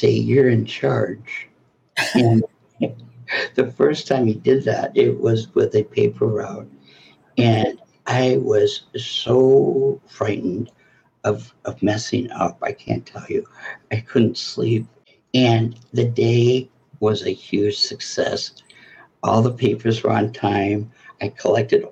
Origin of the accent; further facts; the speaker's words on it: Flint, Michigan, United States; moved away; also born or lived in New York City; I grew up in Flint, Michigan, which I love and very loyal